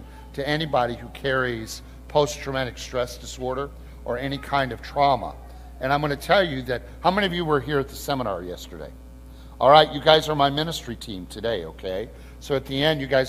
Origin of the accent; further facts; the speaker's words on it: Peoria, Illinois, United States; moved away; I'm just a boy from Illinois. I'm originally from the Peoria area, and it's just so great to kind of be back in my homeland again